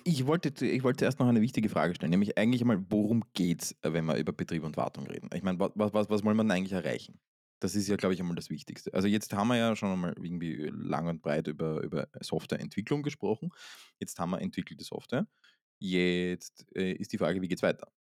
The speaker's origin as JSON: {"language": "German", "region": "Vienna", "country": "Austria", "tie": "born or raised there", "said": "aus Wien. Aus meiner Heimatstadt"}